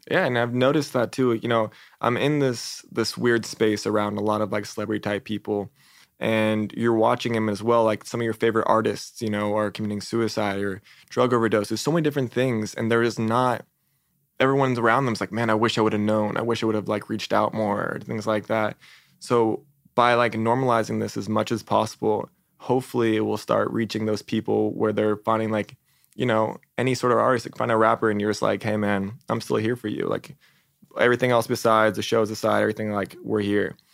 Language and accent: English; San Diego, California, United States; moved away as an adult; also born or lived in Arizona; now in Los Angeles, United States; I grew up in San Diego